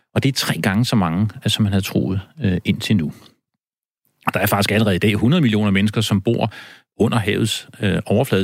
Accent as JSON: {"language": "Danish", "country": "Denmark", "tie": "born or raised there", "said": "da jeg var barn på landet i Danmark"}